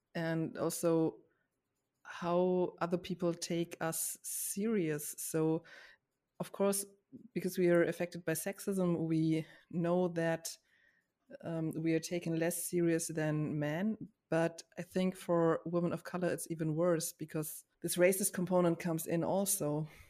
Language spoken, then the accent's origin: English; Germany; I grew up in Germany with, as a white woman